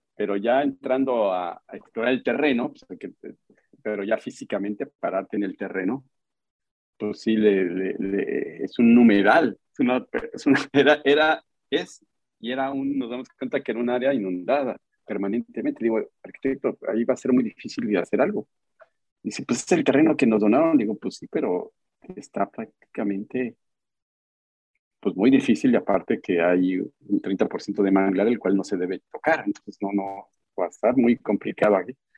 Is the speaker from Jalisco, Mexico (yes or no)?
no; Tlalnepantla, State of Mexico, Mexico; now in Cancún, Mexico; yo soy eh, eh, nacido en la Ciudad de México, en, la zona metropolitana, crecí en Tlanepantla, Estado de México